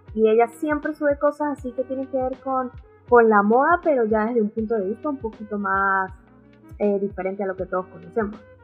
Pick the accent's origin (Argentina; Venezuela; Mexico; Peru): Venezuela; now in Santiago, Chile; nací en Venezuela y actualmente vivo en Santiago de Chile